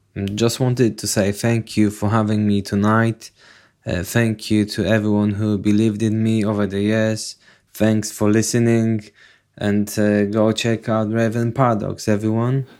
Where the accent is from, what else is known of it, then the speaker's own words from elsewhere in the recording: Poland; moved away; I'm originally from Poland